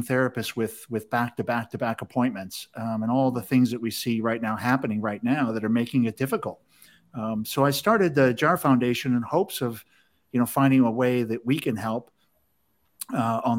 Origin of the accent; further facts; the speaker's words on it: Chicago, Illinois, United States; I'm from Chicago. We always say you guys.